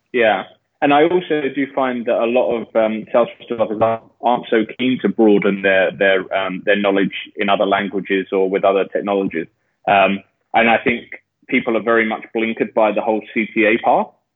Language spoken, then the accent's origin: English; London, United Kingdom; moved away as an adult; now in Australia; I'm from London. Uh, I've been living in Australia for the last eight years